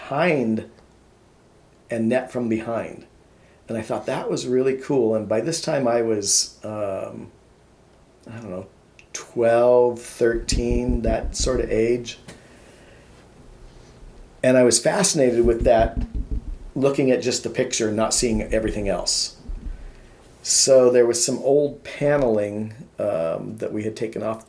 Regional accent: Issaquah, Washington, United States; also born or lived in Missouri; I grew up primarily in a suburb called Issaquah

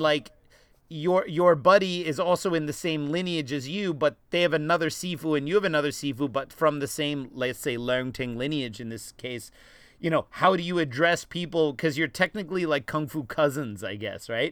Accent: East Coast, United States; also born or lived in Los Angeles, California; I was born in Los Angeles, but I grew up on the East Coast

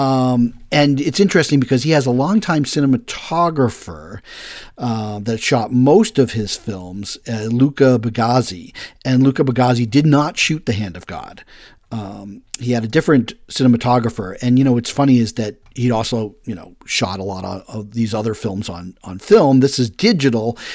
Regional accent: Massachusetts, United States; I come from Massachusetts as about fisherman

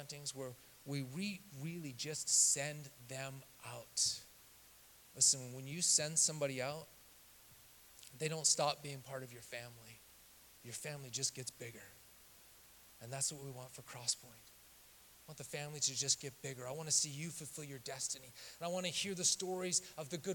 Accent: Canada; now in Southern California, United States; I'm a kid from Canada who grew up in the backwoods of the Rocky Mountains

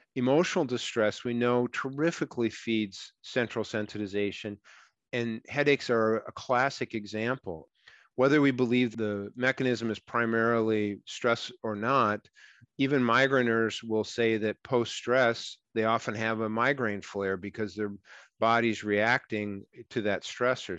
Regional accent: Minnesota, United States; I'm from Minnesota

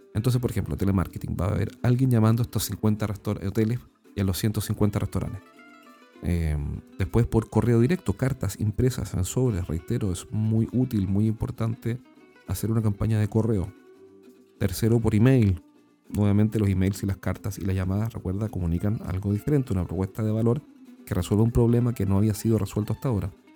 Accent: Chile; accent: Chilean; en nuestro país, como yo lo he dicho anteriormente, en Chile no hablamos español, sino que hablamos chileno

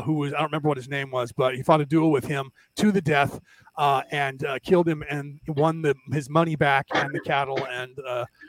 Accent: Ireland; now in United States; I'm an American, Irish born American.

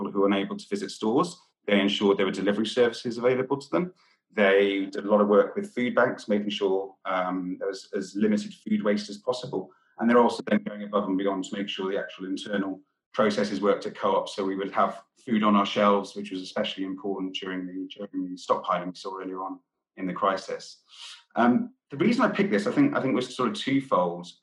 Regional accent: Wales, United Kingdom; I'm from Wales. I grew up in rural countryside Wales, surrounded by farms.

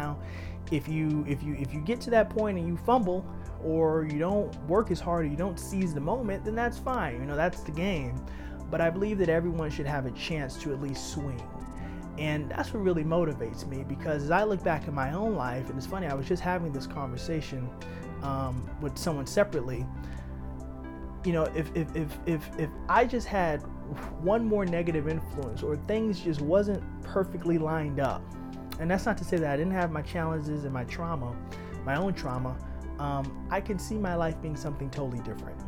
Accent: New York City, New York, United States; Growing up in Harlem

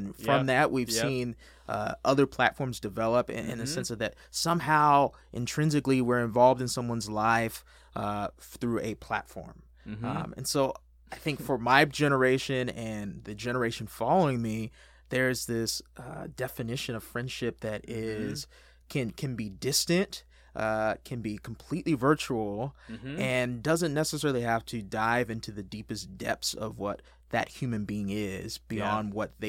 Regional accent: California, United States; Yeah, so I grew up in Southern California, sunny Southern California. Been here the majority of my life.

